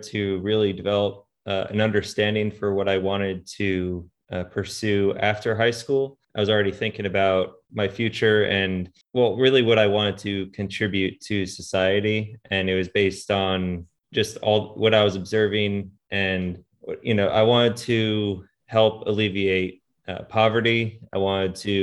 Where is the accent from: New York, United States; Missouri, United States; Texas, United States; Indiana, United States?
New York, United States; Long Island; moved away as an adult; I grew up on Long Island